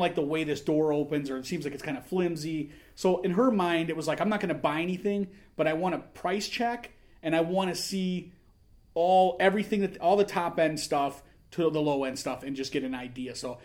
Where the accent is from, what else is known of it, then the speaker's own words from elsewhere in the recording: Northwest Indiana, United States; also born or lived in Hessville, Hammond, Indiana; two guys in their late 30s or now early 40s talking about, you know, growing up in Northwest